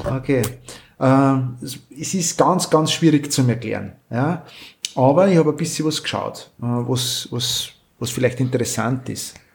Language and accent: German; Austria; bei uns in Österreich